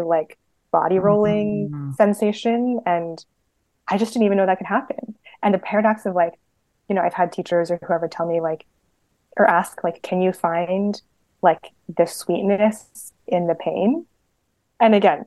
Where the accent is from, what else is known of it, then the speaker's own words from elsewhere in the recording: California, United States; moved away as an adult; I grew up in California